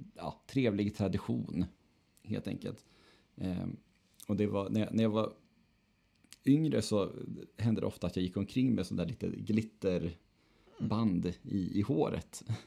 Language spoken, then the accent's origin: Swedish; Örnsköldsvik, Västernorrland County, Sweden; now in Gothenburg, Sweden; man har mellandagen och nyår hemma i Övik